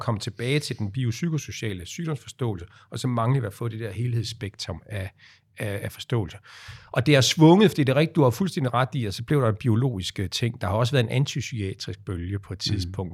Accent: Aarhus, Central Denmark Region, Denmark; jeg er født i Aarhus

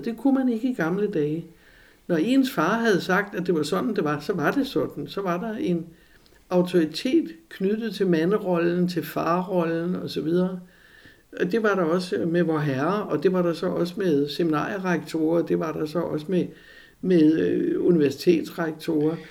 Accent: Copenhagen, Capital Region of Denmark, Denmark; Jeg var jo helle fra Amager.

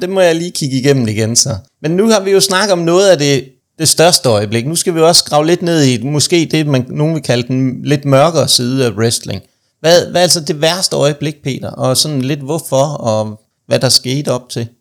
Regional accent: Aarhus, Central Denmark Region, Denmark; moved away; jeg er jo oprindeligt fra Aarhus, det kan man nok også godt høre, når jeg snakker

